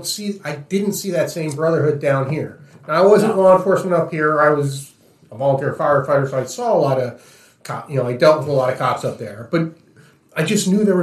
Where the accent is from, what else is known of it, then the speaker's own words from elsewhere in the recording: New Jersey, United States; I'm from up north. I'm from Jersey.